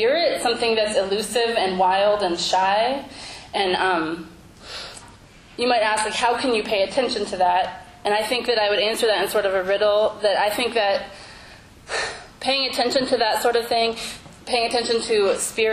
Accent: Central Illinois, United States; we grew up in Central Illinois together

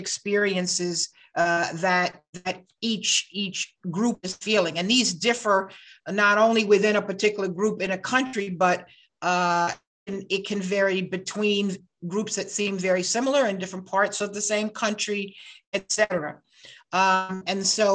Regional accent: United States; I'm an American

